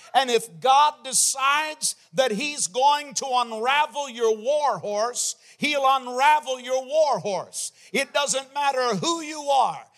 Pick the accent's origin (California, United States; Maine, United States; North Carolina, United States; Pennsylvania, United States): Maine, United States; my home state, the state of Maine